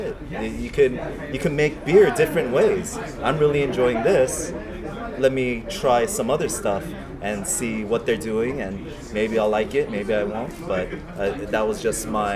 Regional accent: Los Angeles, California, United States; Koreatown is my hometown

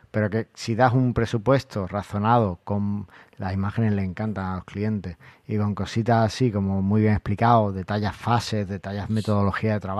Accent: Argentina; vosotros que como soy argentino tenéis mucha labia

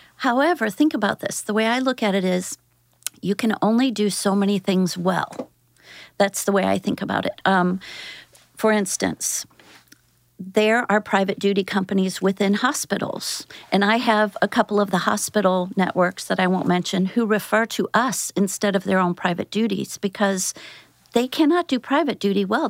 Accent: St. Louis, Missouri, United States; also born or lived in Athens, Georgia; I moved here when I was in grade school and was raised in Saint Louis, Saint Peter's area

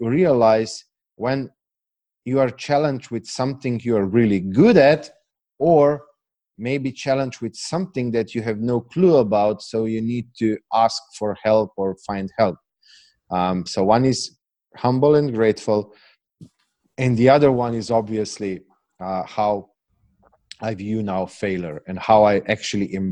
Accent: Slovenia; English is a second language; I know I'm from Eastern Europe. I know that I have this accent

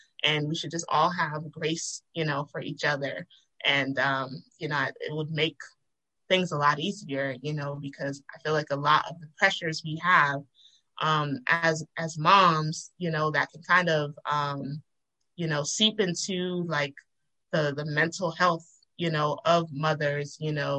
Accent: Nigeria; And, and I'm Nigerian, and so I've been to those countries where, that is a everyday life of people.

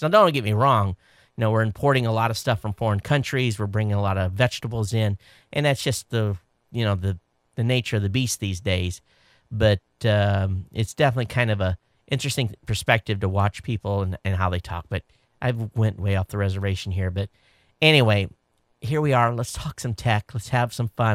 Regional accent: Quincy, Michigan, United States; I grew up in Southern Michigan. Uh, for those of you watching, uh, um, I lived, uh, at the bottom of the state, Stone's Throw from the In-, Indiana state line in a small town called Quincy. It's where I went to high school

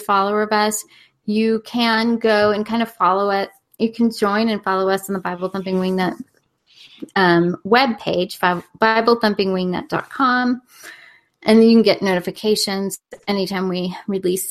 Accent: Corona, California, United States; my hometown, Corona, California

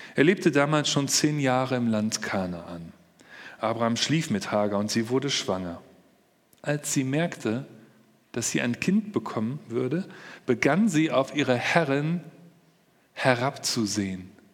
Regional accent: Germany; bei uns in Deutschland

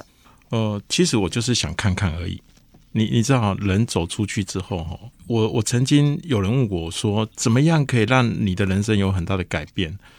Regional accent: Lukang, Changhua County, Taiwan; 因为我出生的地方是在鹿港

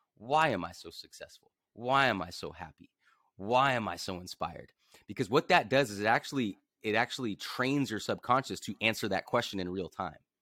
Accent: Los Angeles, California, United States; grew up in Venice Beach, California

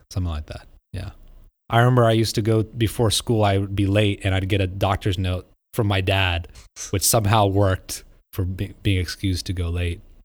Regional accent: Vandalia, Ohio, United States; growing up in Monell, Ohio, I thought it was the biggest town in the world

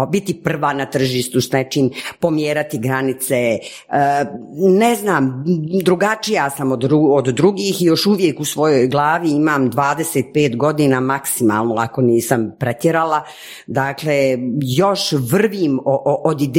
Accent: Sarajevo, Federation of Bosnia and Herzegovina, Bosnia & Herzegovina; moved away; also born or lived in Geneva, Switzerland / Zagreb, Croatia; ja kao Sarajka naravno odim prvo u Sarajevo

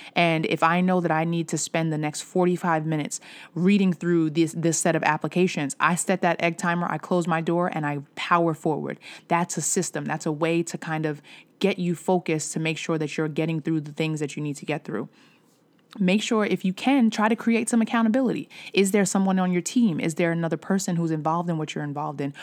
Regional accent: New York, United States; I'm from New York. I still say something, I still say mad. I still say yo. I still say son.

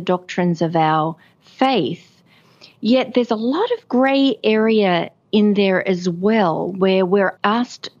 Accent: rural New South Wales, Australia; I was born in a small town, rural New South Wales

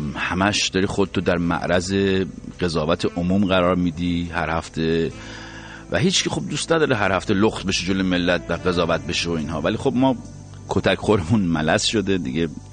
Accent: Iran; ما ایرانی هستیم

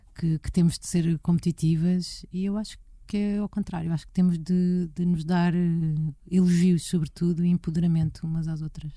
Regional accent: Portugal; nos falta a nós como portugueses e sobretudo como portuguesas

